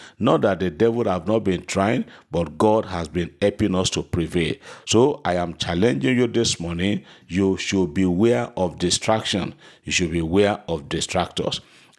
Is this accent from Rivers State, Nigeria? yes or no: yes; Port Harcourt, Rivers State, Nigeria; from Mina. … from Port Harcourt. I have come to testify to the goodness and the mercies of the Lord upon my family.